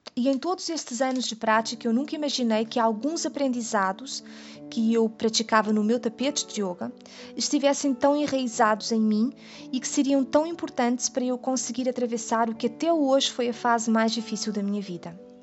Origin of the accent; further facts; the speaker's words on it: Portugal; now in Brazil; Eu sou portuguesa e eu moro no Brasil